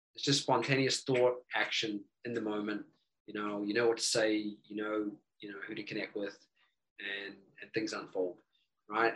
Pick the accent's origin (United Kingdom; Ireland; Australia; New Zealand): New Zealand; now in United States; I'm originally from New Zealand